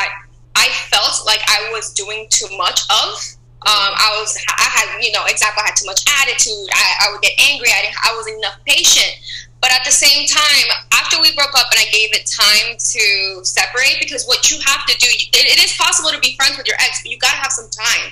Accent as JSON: {"language": "English", "town": "Miami", "region": "Florida", "country": "United States", "moved": "as an adult", "lives_now": "Chicago, United States", "said": "I'm from Miami, Florida. I moved to Chicago about 5 years ago."}